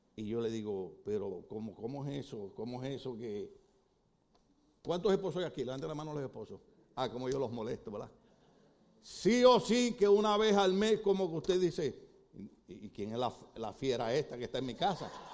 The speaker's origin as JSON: {"language": "Spanish", "country": "Puerto Rico"}